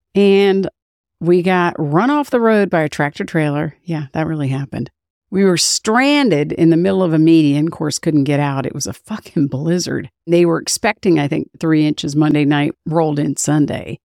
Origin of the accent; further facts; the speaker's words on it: United States; I'm an American